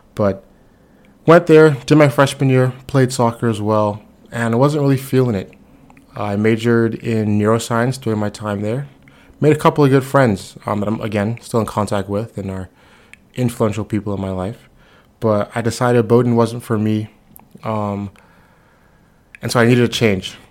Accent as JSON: {"language": "English", "town": "Nassau", "region": "New Providence", "country": "Bahamas", "moved": "yes", "said": "I'm originally from Nassau, Bahamas"}